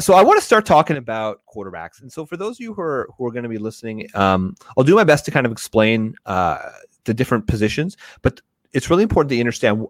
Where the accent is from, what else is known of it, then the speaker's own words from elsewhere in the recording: Canada; I'm Canadian